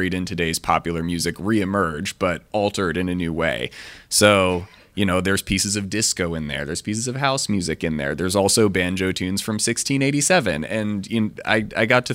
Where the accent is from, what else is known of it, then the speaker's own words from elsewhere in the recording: Washington, District of Columbia, United States; I grew up in Washington, D.C. in the late 90s and early 2000s